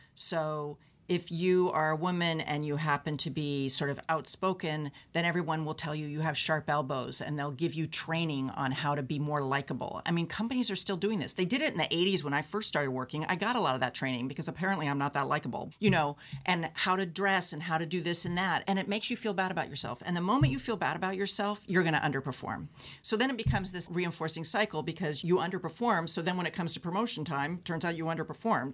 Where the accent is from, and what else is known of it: United States; now in Canada